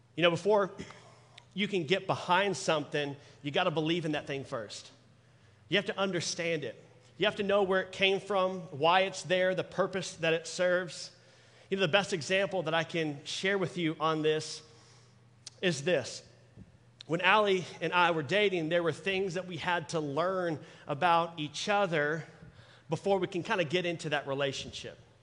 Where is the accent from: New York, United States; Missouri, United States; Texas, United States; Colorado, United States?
Texas, United States; Dallas; I'm born and raised in Dallas